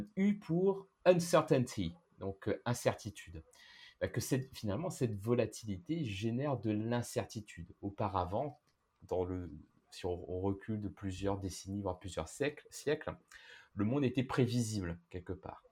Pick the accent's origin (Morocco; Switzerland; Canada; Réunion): Réunion; moved away; je viens de la Réunion, j'ai vécu dans plusieurs pays